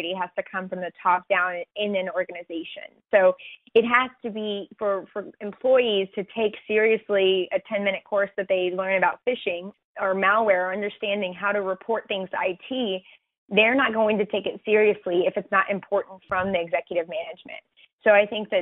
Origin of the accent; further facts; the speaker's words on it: Texas, United States; my home state, Texas